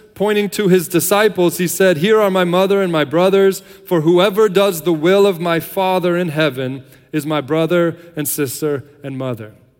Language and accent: English; United States; moved away as an adult; now in Ireland; we're American, that we're missionaries